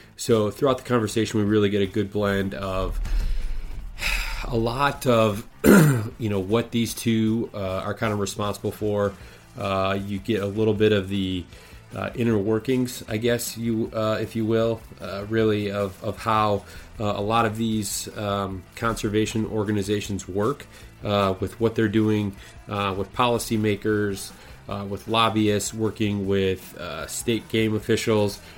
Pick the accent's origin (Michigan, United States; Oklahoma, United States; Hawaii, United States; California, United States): Michigan, United States; Lewiston; I grew up um, east of you, uh, small town called Lewiston